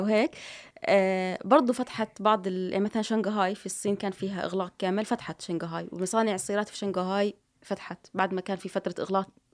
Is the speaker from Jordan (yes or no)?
yes; Jordan; إحنا كسوق أردني